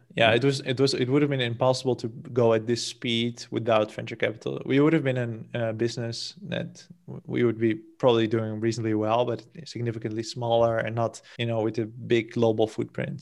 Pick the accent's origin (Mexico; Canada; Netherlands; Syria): Netherlands; moved away as an adult; now in Portugal; I'm from the Netherlands originally